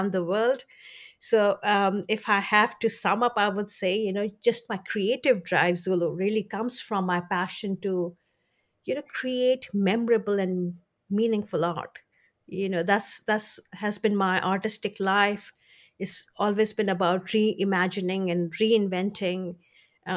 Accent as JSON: {"language": "English", "country": "India", "tie": "born or raised there", "said": "I was born in India"}